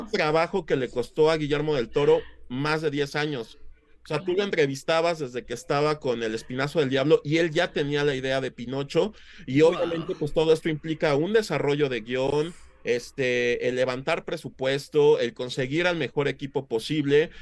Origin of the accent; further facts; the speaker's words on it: Mexico; como mexicanos